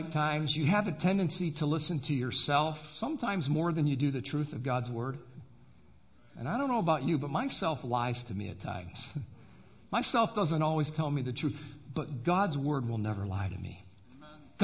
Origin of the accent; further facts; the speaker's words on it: Adrian, Michigan, United States; I was born and raised in Adrian, Michigan